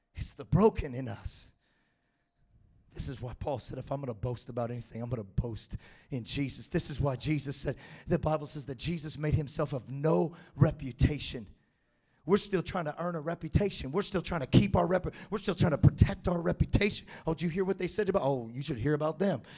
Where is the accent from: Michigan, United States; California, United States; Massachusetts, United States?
California, United States; Galt; I grew up in Galt, California.